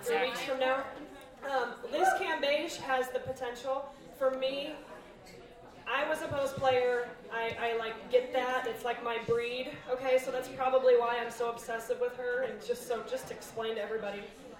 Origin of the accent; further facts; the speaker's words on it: Milwaukee, Wisconsin, United States; I was born and raised in Milwaukee. I went to school in Madison, Go Badgers.